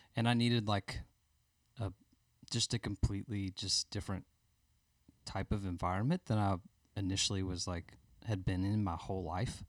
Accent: Birmingham, Alabama, United States; I grew up in Birmingham. I'm from Birmingham

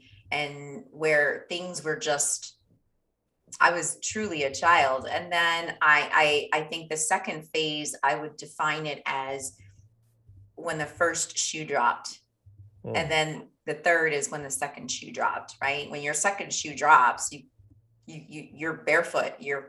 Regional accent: Lusaka, Lusaka Province, Zambia; born there; I was born in Lusaka, Zambia.

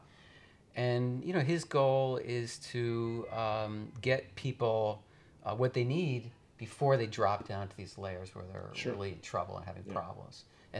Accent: upstate New York, United States; also born or lived in Los Angeles, United States; I grew up in upstate New York.

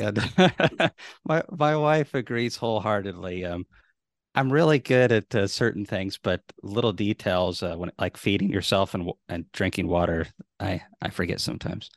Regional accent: Tennessee, United States; I'm from Tennessee

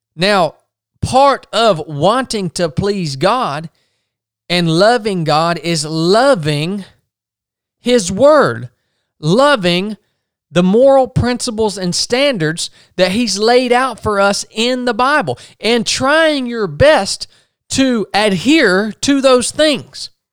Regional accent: United States; I'm an American.

